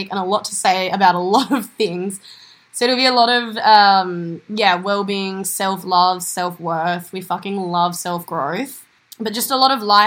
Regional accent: Western Australia, Australia; we are sisters from Western Australia

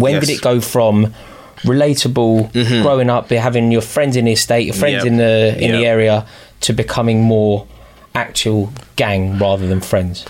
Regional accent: London, United Kingdom; I was from Northwest London, Kilburn.

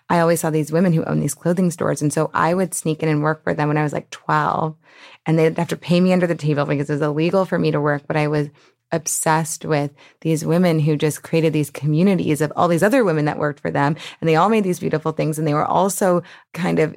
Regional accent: New Orleans, Louisiana, United States; because I grew up in the French Quarter

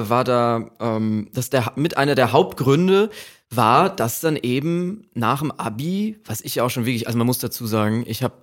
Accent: Austria; ich komme irgendwie da aus Österreich und so

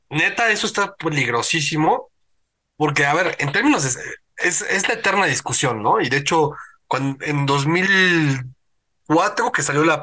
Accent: Mexico; Yo pero yo soy mexicano y esta en mi propio.

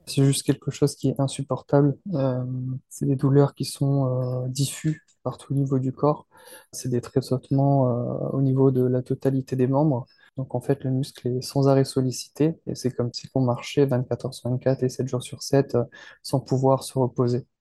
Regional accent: France; je suis français

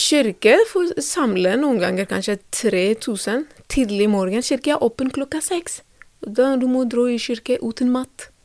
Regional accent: Ethiopia; Norwegian is a second language; moved away as an adult; now in Drammen, Norway; Jeg kommer fra Etiopia

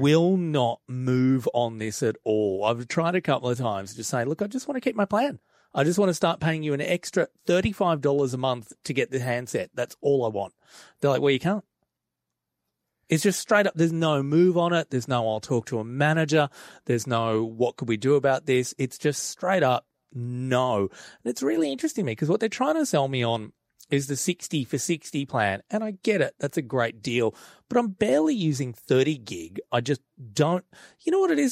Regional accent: Australia; as an Aussie

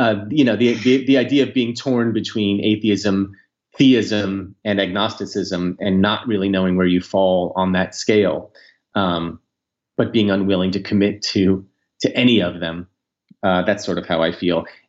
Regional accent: United States; as an American, but also as a Jew

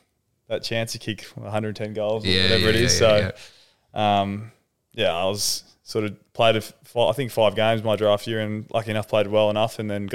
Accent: Edgewater, Western Australia, Australia; moved away; I was in a little city, just outside the city, Edgewater.

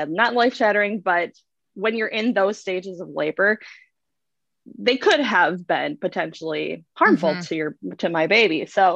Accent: Michigan, United States; also born or lived in Grand Forks, North Dakota; now in Sacramento, United States; I'm from Michigan. We're from Michigan

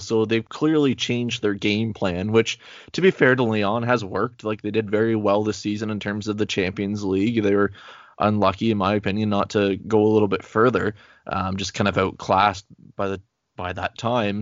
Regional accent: Canada; I am so Canadian. Hey, I'm only, like, two hours away from Quebec, or literally an hour away from Quebec

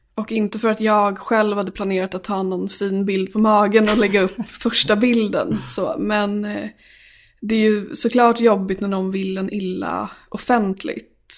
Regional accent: Sala, Västmanland, Sweden; moved away as an adult; Jag är uppvuxen i Sala som ligger utanför Västerås. Och eh, där bodde jag tills jag fyllde 18.

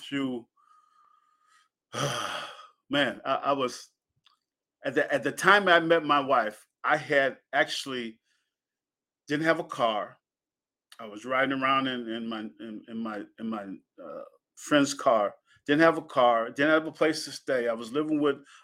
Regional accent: Penn Yan, New York, United States; born or raised there; moved away

